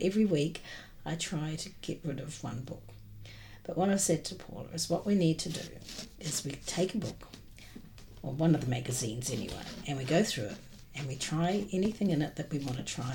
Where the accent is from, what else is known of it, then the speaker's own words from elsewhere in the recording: New Zealand; moved away; I was always um, brought up in New Zealand